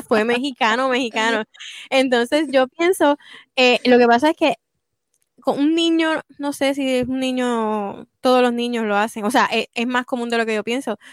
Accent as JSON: {"language": "Spanish", "country": "Puerto Rico", "moved": "yes", "lives_now": "United States"}